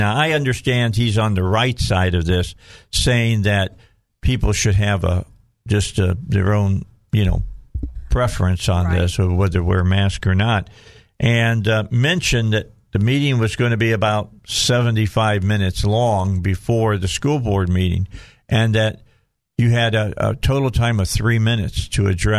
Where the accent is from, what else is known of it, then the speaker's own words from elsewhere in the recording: Indiana, United States; You just put me down by saying I'm from Illinois.